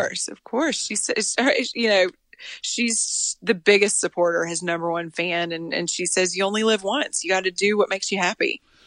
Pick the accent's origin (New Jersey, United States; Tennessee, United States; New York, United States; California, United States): Tennessee, United States; moved away; also born or lived in Texas; And I lived in Texas and I was from Tennessee